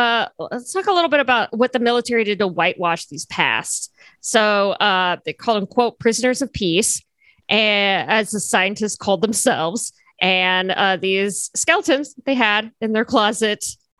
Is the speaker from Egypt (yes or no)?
yes; Cairo, Cairo Governorate, Egypt; also born or lived in United Kingdom; now in United States; I was raised in Cairo and went to the UK and then came to the US.